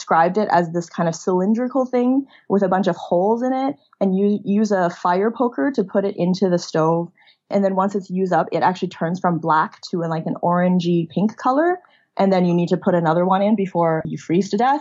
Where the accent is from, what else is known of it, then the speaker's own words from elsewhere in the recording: China; moved away; also born or lived in Canada; I actually grew up in China